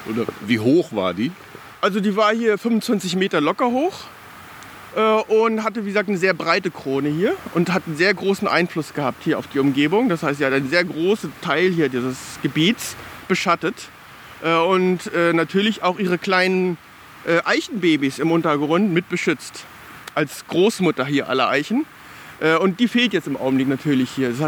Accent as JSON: {"language": "German", "town": "Hanover", "region": "Lower Saxony", "country": "Germany", "tie": "born or raised there", "said": "Früher war hier das Vogelschutzgehölz als kleiner Junge. Ich bin in Botfeld geboren"}